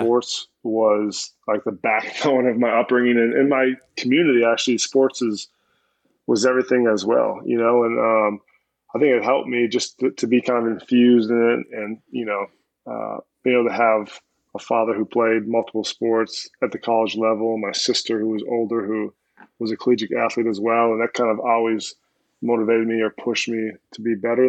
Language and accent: English; Minnesota, United States; I grew up in Minnesota, early '90s